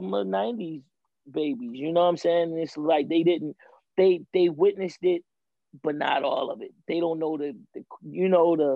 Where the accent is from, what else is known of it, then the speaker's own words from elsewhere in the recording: Baltimore, Maryland, United States; I'm from Baltimore